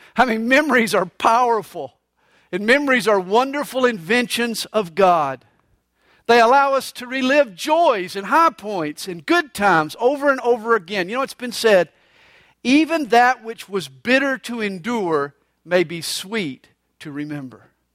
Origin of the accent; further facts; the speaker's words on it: Atlanta, Georgia, United States; I grew up right there on Flat Shoals Road in Gresham Park